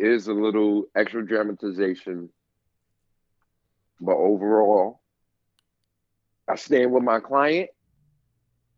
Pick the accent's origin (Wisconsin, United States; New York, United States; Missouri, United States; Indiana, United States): New York, United States; New York City; I'm here in New York City, born and raised in Harlem